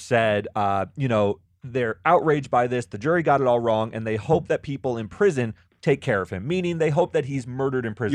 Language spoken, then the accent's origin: English; Florida, United States; I'm from Florida, and it's a, it's a state with the death penalty.